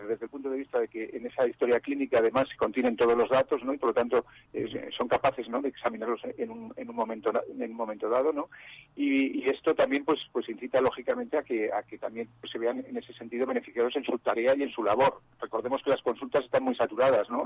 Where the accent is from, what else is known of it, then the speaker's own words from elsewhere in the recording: Zaragoza, Aragon, Spain; se ha celebrado en mi tierra, ¿no? En Zaragoza